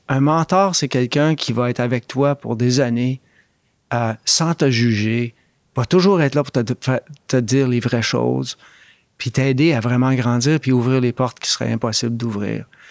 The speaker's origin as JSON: {"language": "French", "town": "Montreal", "region": "Quebec", "country": "Canada", "tie": "born or raised there", "also_born_or_lived": "Oxford, England / Toronto", "moved": "as an adult", "said": "J'étais un gars de Montréal-Nord"}